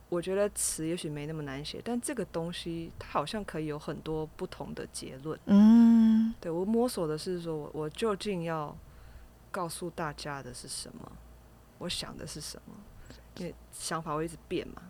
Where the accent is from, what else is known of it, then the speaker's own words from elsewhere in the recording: Kaohsiung, Taiwan; 我是高雄人